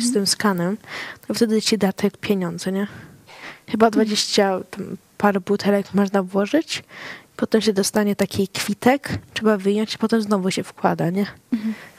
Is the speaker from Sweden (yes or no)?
yes; Sweden; urodziłam się w Szwecji, no to czasami się czuję bardziej jako Szwedka